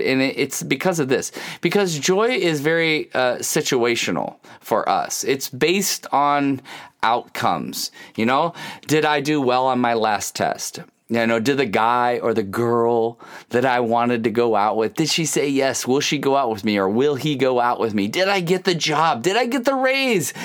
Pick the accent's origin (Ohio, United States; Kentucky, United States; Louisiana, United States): Ohio, United States; I grew up in Ohio